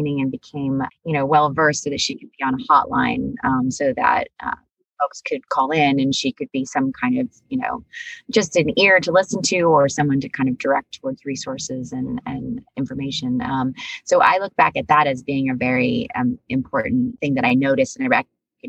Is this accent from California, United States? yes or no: yes; East Bay Area of San Francisco, California, United States; I grew up in the East Bay Area of San Francisco